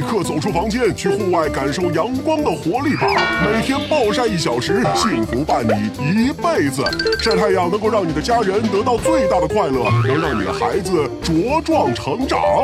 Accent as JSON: {"language": "Chinese", "country": "China"}